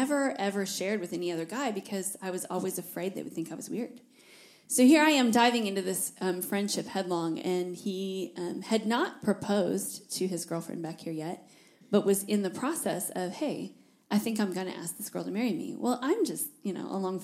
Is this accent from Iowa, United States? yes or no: yes; Iowa, United States; moved away as an adult; also born or lived in Fort Worth, Texas; now in Tennessee, United States; I was from Iowa